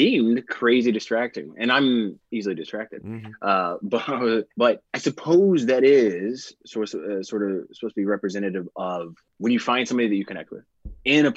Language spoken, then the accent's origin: English; United States; moved away as an adult; now in London, United Kingdom; I'm American, but I live in London now for 12 years